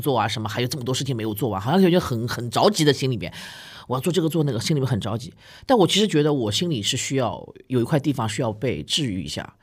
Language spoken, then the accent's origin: Chinese; Shanghai, China; 我们上海